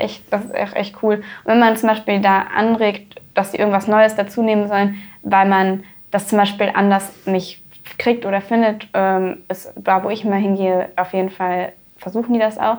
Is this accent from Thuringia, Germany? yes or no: no; Dormagen, North Rhine-Westphalia, Germany; also born or lived in Neuss; ich bin in Dormagen aufgewachsen und auch zur Schule gegangen.